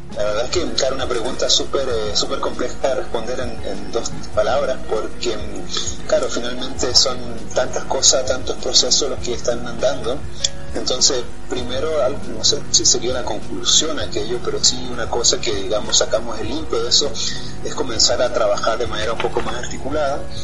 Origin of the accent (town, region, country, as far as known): Chile; now in France